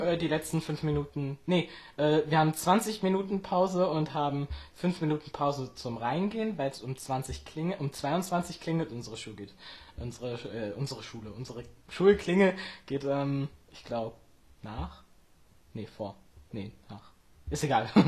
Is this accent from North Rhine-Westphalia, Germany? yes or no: no; Friedland, Mecklenburg-Vorpommern, Germany; ich komme aus Friedland, das liegt in Mecklenburg-Vorpommern, und zwar in der Mecklenburgischen Seenplatte